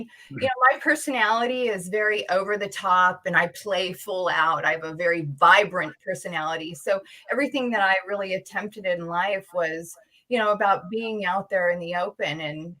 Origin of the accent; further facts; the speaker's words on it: San Jose, California, United States; also born or lived in Idaho / Germany; And then we wound up in San Jose. And so in California. And so I was raised in California. But later I got married and I lived in Europe. I lived in Germany for a number of years and then made my way back to California.